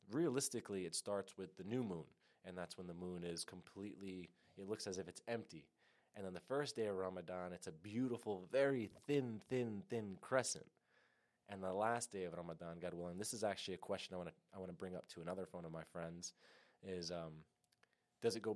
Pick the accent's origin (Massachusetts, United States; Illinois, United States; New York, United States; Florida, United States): New York, United States; I've been born and raised in New York, currently in Yonkers, New York, so Lower Westchester